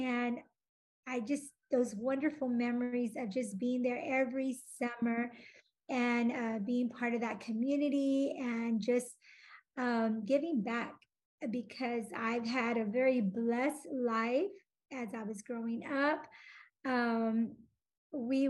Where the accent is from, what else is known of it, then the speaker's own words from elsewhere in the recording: Austin, Texas, United States; I was born in Austin, Texas